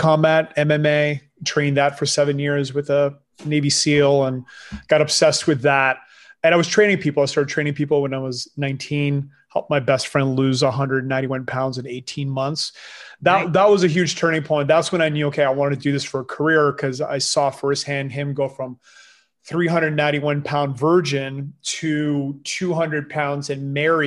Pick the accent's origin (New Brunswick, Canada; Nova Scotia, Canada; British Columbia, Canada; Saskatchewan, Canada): New Brunswick, Canada; first language French; English is a second language; English, my second language as well. I was born in New Brunswick in Acadian French, which is a dialect community.